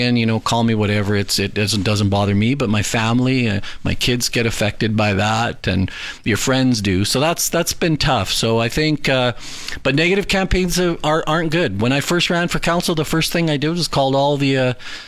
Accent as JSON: {"language": "English", "region": "Alberta", "country": "Canada", "tie": "born or raised there", "said": "born and raised Albertan."}